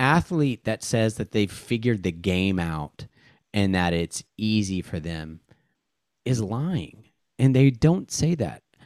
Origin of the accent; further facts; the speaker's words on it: Seattle, Washington, United States; moved away; I grew up in Seattle from nineteen eighty-seven through nineteen ninety-three